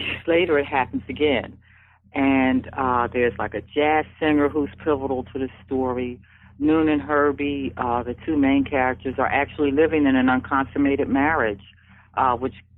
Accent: Philadelphia, Pennsylvania, United States; it's my hometown

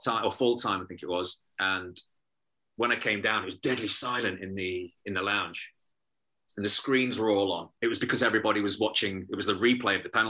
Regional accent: Nottingham, East Midlands, United Kingdom; also born or lived in Liverpool / Bootle; I grew up both in Bootle and in Chilwell, in Nottingham.

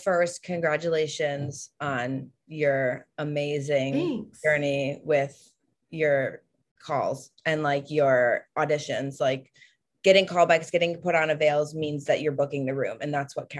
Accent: East Coast, United States; we're both from the East Coast, so we were vibing.

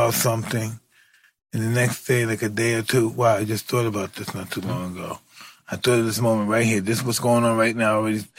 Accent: New York City, New York, United States; moved away; I'm from New York

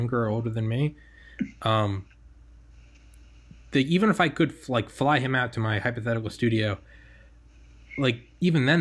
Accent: New England, United States; moved away; I'm from New England

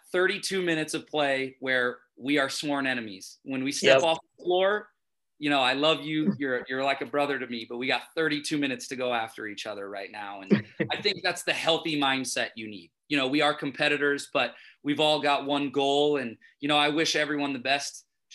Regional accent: Missoula, Montana, United States; also born or lived in Bozeman; growing up in Missoula

